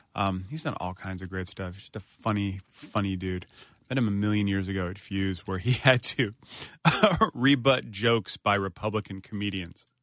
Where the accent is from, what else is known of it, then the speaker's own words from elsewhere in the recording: Northern Virginia, United States; I'm from Northern Virginia where there are tons of Civil War reenactments